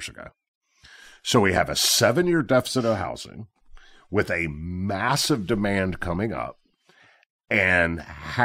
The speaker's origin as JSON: {"language": "English", "town": "Memphis", "region": "Tennessee", "country": "United States", "said": "I'm from Memphis"}